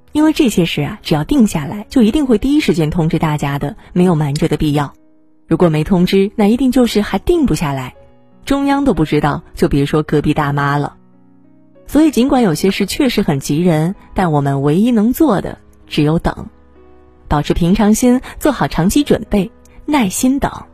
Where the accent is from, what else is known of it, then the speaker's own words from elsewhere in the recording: China; 我们中国人经历过非典